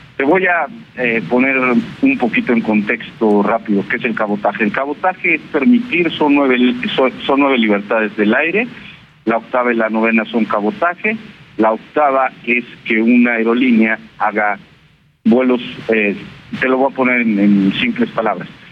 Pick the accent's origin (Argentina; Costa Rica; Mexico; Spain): Mexico; yo soy un piloto mexicano que gano aquí en México